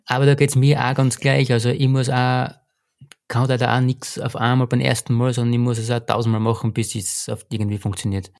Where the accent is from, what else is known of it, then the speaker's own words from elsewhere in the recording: Styria, Austria; bei uns in Steiermark